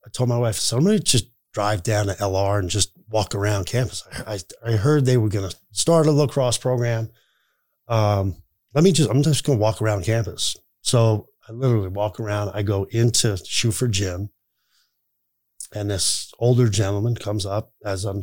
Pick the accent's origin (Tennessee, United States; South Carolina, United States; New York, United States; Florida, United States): New York, United States; moved away; grew up in New York